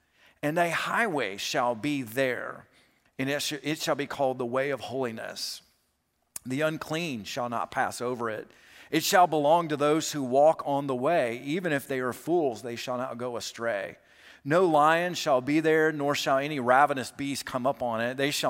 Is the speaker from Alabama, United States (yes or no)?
yes; Alabama, United States; I grew up in South Alabama, but I went to college in Kentucky